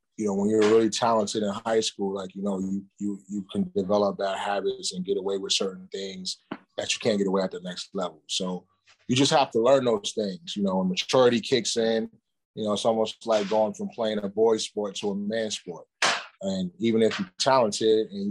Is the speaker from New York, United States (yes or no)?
yes; New York City, New York, United States; I grew up in New York City.